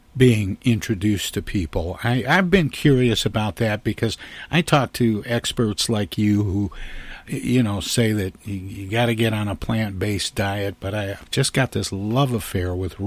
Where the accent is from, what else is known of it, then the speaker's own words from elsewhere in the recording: Midwest, United States; I'm from the Midwest